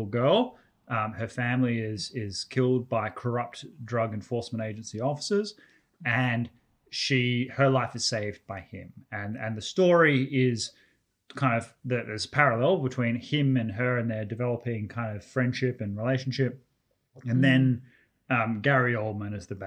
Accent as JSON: {"language": "English", "country": "Australia", "said": "as an Australian"}